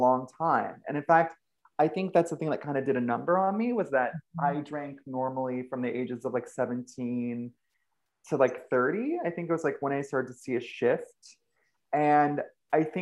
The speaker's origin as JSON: {"language": "English", "town": "Ventura", "region": "California", "country": "United States", "tie": "born or raised there", "said": "I grew up in Ventura, California, which is like this little, you know, small beach town"}